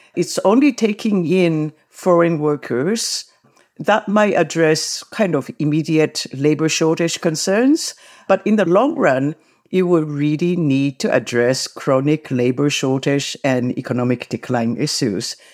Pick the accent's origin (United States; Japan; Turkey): Japan; now in Canada; I grew up in Japan, and then as an adult, I also went back to Japan to work